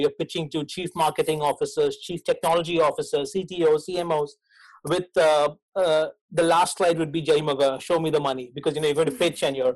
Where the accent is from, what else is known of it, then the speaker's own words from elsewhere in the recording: Mumbai, Maharashtra, India; moved away as an adult; also born or lived in Bournemouth; I was born in Mumbai. So it used to be called Bombay, now it's Mumbai in India, and grew up in a fairly low middle class, low middle class household